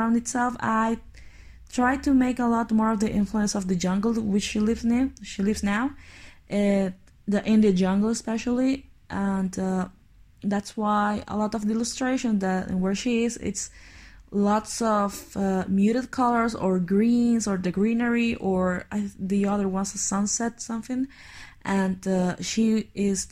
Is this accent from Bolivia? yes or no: yes; Bolivia; I'm from Bolivia, which is a country in the middle of South America